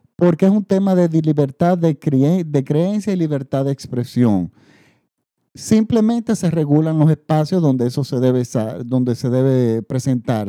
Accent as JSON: {"language": "Spanish", "country": "Dominican Republic", "said": "en, República Dominicana, en mi país"}